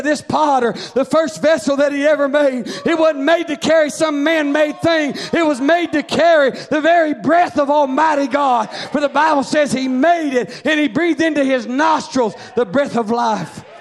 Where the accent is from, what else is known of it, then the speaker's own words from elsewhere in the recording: Arkansas, United States; I come from Arkansas, and there's a lot of pottery and Indian artifacts and stuff like